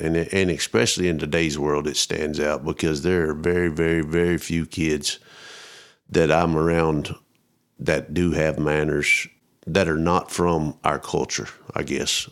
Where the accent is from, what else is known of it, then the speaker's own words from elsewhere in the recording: Roby, Texas, United States; moved away; I grew up out kinda northwest of Abilene, around Roby, Rotan.